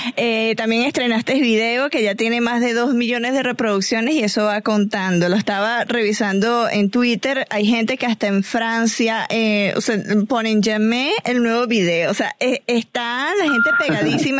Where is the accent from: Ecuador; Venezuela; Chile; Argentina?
Venezuela